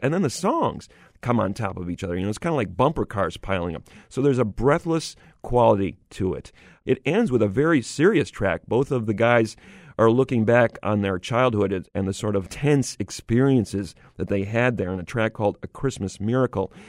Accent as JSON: {"language": "English", "town": "Syracuse", "region": "New York", "country": "United States", "tie": "born or raised there", "said": "I grew up in Syracuse, New York"}